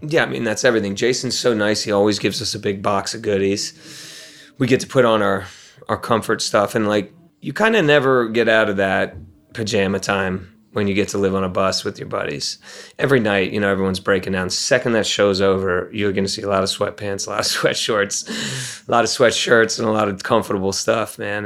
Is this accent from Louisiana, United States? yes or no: no; Maryland, United States; also born or lived in Ohio; We come from Maryland. We come from Ohio. That's who we represent.